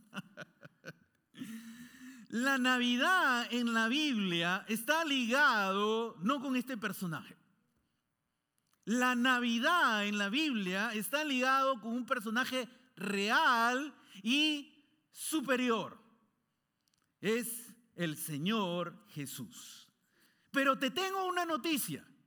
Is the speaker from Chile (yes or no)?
no; Peru; born or raised there; moved away